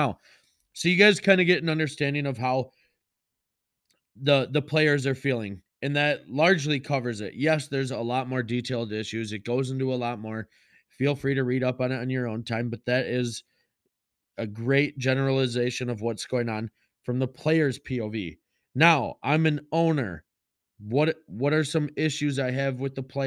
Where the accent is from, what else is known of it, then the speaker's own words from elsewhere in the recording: Onalaska, Wisconsin, United States; Onalaska, my hometown